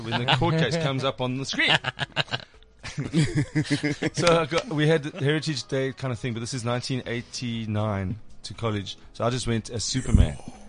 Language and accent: English; Durban, KwaZulu-Natal, South Africa; I grew up in Durban.